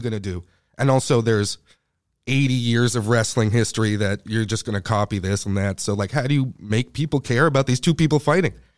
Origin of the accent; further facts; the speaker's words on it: Canada; I'm Canadian